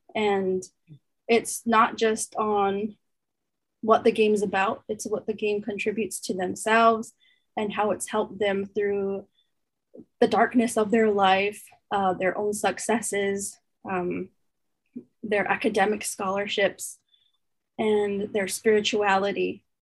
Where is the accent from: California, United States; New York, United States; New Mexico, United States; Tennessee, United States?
New Mexico, United States; Santo Domingo Pueblo; moved away as an adult; now in Canada; I'm come from the Pueblo of Santo Domingo, New Mexico, USA